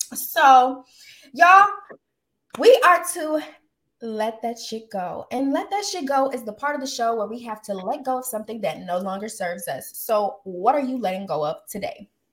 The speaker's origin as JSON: {"language": "English", "town": "Austin", "region": "Texas", "country": "United States", "moved": "yes", "said": "I'm from Austin. I'm still Southern."}